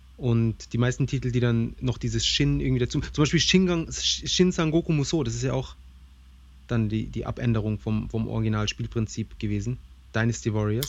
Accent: Germany; bei uns in Deutschland

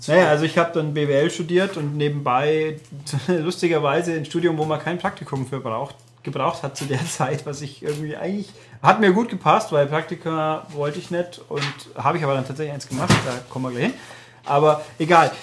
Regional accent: Germany; weil Mehring ist meine Heimat. Ich bin hier geboren und aufgewachsen und immer noch da.

